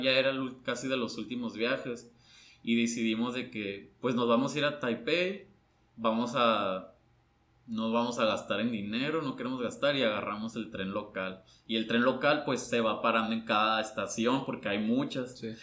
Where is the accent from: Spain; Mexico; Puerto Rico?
Mexico; soy mexicano